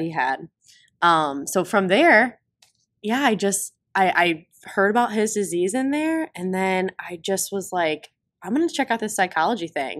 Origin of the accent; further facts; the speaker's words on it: Sandusky, Ohio, United States; I'm from Sandusky, Ohio